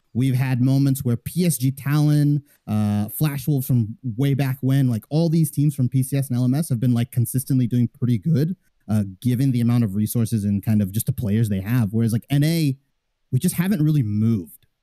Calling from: Fullerton, California, United States; calling from Orange County, California

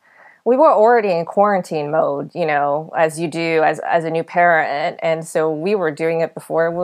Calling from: Yonkers, New York, United States; I'm calling from Yonkers, New York.

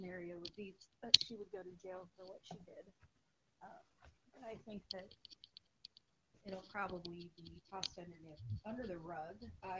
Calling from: Connecticut, United States; Connecticut, actually.

